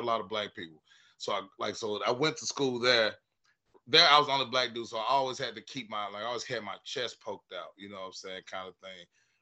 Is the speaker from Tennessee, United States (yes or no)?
yes; West Tennessee, United States; now in Nashville, United States; I'm originally from West Tennessee, a little bitty country town, about 20 minutes outside of Jackson